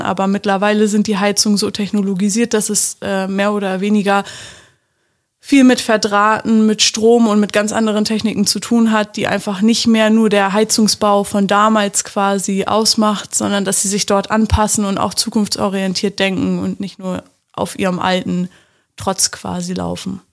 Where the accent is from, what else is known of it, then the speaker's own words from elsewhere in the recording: Magdeburg, Saxony-Anhalt, Germany; ich komme aus dem schönen Magdeburg